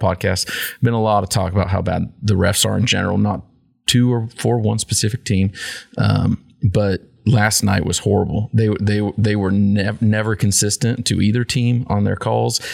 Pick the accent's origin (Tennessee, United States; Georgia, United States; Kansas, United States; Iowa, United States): Kansas, United States; in Kansas we're more American than everybody else